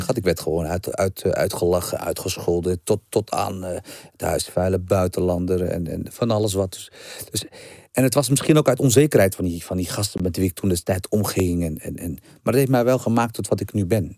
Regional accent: Brummen, Gelderland, Netherlands; ik kom niet van Amsterdam West. Amsterdam West is toch totaal weer wat anders. Ik kom echt uit een dorp.

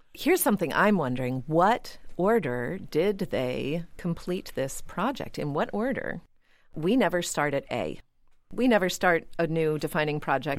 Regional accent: Pittsburgh, Pennsylvania, United States; I am from Pittsburgh

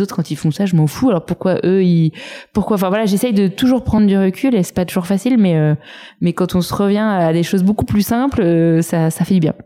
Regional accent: Saint-Cloud, Île-de-France, France; J'ai grandi à Saint-Cloud euh, dans les Hauts-de-Seine

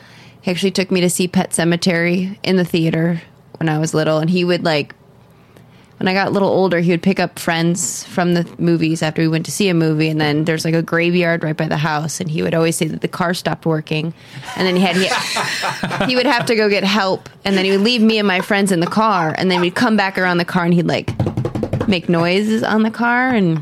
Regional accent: Fenton, Michigan, United States; Fenton, Michigan.

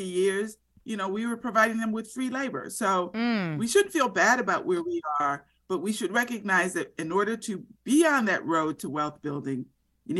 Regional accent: Florida, United States; when I was growing up in Florida

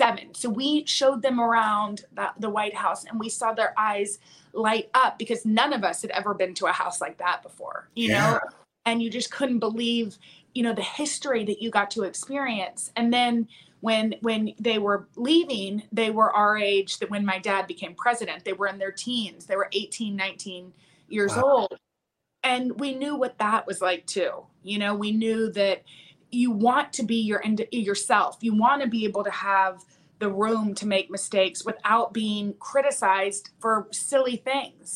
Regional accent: Midland, Texas, United States; moved away; we're from Midland

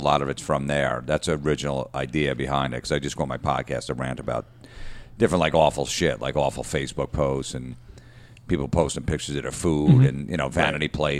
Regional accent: New Jersey, United States; Like Central Jersey, about a half hour outside the city.

